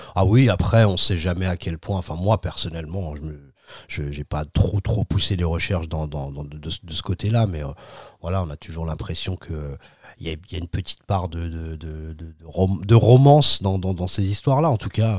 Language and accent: French; France; on est français